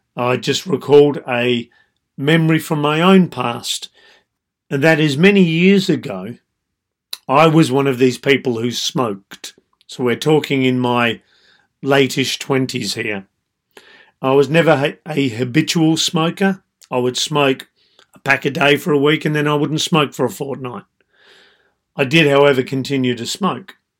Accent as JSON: {"language": "English", "country": "Australia", "said": "I being Australian"}